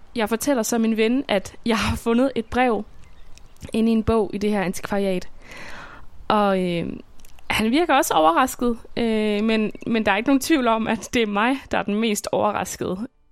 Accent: Svendborg, Southern Denmark, Denmark; jeg bor i Svendborg, som er min barndomsby på Sydfyn

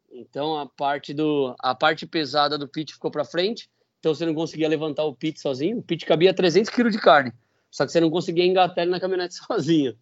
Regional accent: Brazil; Foi lá na minha cidade, em Dourado

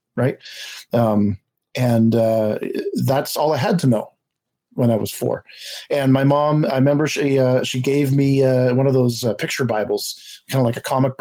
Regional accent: Montreal, Quebec, Canada; I was born in Montreal to two parents

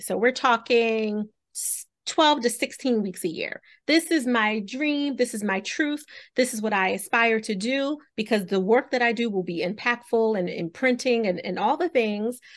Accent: Philadelphia, Pennsylvania, United States; I'm walking from South Philly to Chestnut Hill, if you have any idea how far that is. It's very, very far to go to school

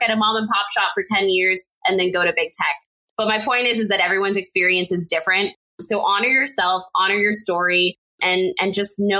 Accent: El Paso, Texas, United States; at UTEP in my hometown of El Paso, Texas

